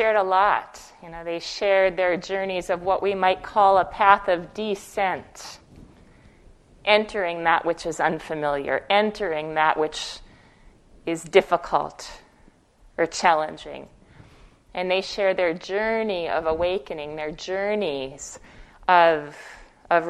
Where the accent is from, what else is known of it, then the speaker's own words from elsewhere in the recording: Fargo, North Dakota, United States; moved away as an adult; I spent the first 18 years of my life in Fargo, North Dakota, Fargo like the movie. That's where I'm from originally